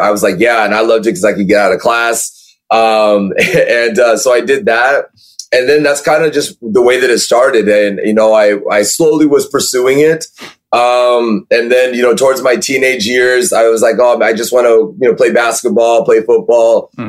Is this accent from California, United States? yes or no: yes; California, United States; born or raised there